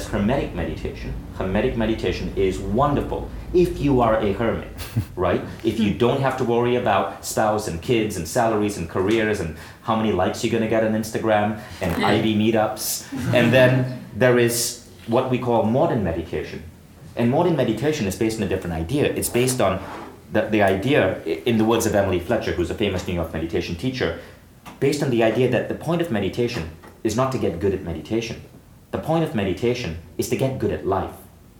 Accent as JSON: {"language": "English", "country": "India", "said": "And I can say that because I'm from India."}